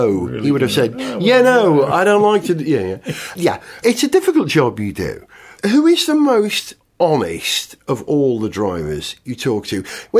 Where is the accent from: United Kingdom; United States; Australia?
United Kingdom; As a Brit